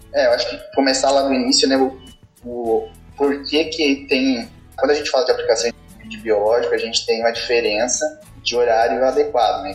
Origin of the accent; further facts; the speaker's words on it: Santa Catarina, Brazil; moved away as an adult; now in Jaboticabal, Brazil; sou natural de Santa Catarina